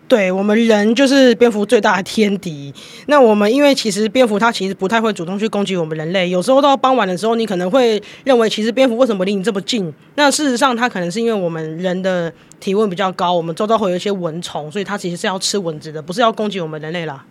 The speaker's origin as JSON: {"language": "Chinese", "area": "Jinshan", "region": "New Taipei", "country": "Taiwan", "said": "然后再把真的业界上面的经验带回到我们金山"}